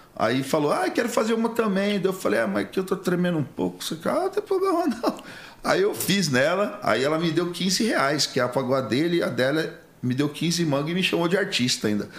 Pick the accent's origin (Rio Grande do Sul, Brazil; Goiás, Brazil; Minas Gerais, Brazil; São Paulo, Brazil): São Paulo, Brazil; Rio Claro; also born or lived in Praia Grande; Rio Claro, interior de São Paulo, né? É, perto de Piracicaba, Campinas, é que a região. Fui criado é, na parte de, de sítio ali. E até meus 12 anos eu, eu fui criado ali em Rio Claro. Depois eu vim para Praia Grande